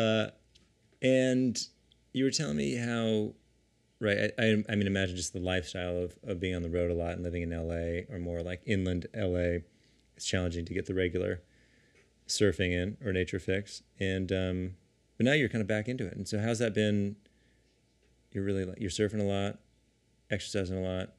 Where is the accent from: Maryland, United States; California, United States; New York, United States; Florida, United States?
California, United States; San Diego; we grew up together in San Diego